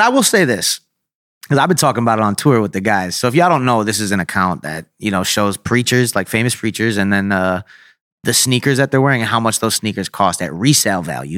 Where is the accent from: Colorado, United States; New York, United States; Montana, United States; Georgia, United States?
New York, United States; Syracuse; Growing up in Syracuse, uh, is very, like, blue collar, very small city